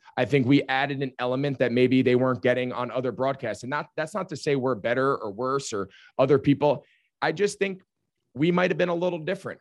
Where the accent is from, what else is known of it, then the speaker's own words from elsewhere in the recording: outside of New York City, New Jersey, United States; growing up outside of New York City